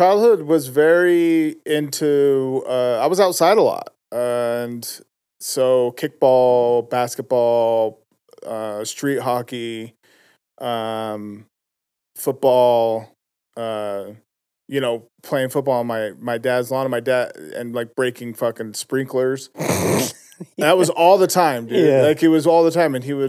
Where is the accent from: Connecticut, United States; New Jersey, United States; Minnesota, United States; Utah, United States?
Utah, United States; West Valley City; also born or lived in Magna, Utah; I was born in West Valley.